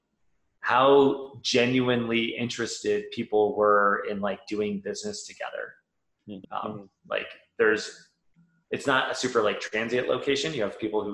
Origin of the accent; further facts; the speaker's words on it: Valparaiso, Indiana, United States; moved away as an adult; also born or lived in California / Colorado Springs, Colorado; Valpo, born and raised